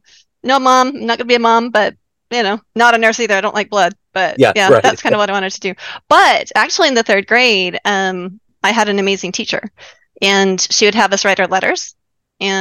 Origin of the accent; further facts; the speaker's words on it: Utah, United States; moved away as an adult; also born or lived in Bethesda, Maryland / Pearl Harbor, Hawaii; I'm from Utah originally.